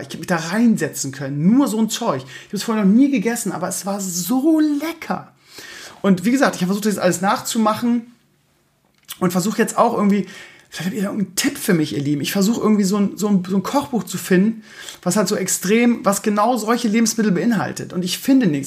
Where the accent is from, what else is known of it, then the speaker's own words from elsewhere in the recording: Germany; Bei uns in Deutschland